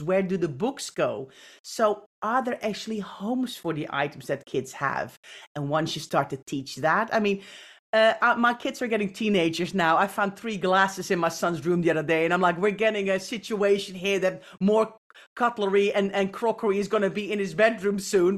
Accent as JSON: {"language": "English", "country": "Netherlands", "tie": "born or raised there", "said": "I, I grew up in the Netherlands"}